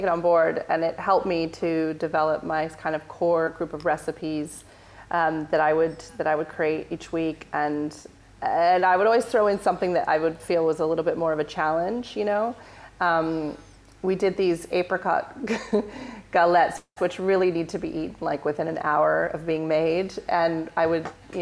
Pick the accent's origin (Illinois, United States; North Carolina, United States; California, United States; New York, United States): California, United States; Northern; moved away as an adult; also born or lived in San Francisco; now in London, United Kingdom; I'm from Northern California. I come from this really small town where we're very lucky there.